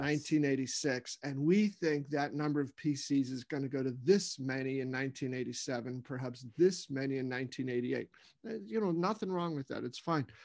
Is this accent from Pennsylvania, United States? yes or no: yes; Pittsburgh, Pennsylvania, United States; I was born in Pittsburgh